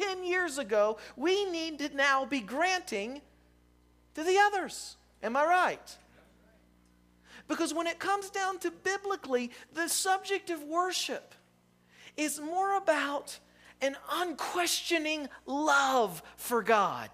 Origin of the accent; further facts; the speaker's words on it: West Virginia, United States; I'm from West Virginia